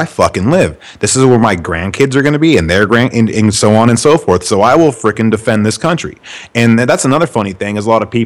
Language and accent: English; United States; I love being American, man. They're, because I was born here.